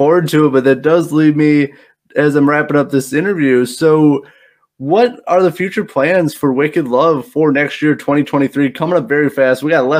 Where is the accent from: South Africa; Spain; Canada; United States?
United States; South Bend, Indiana; South Bend, Indiana.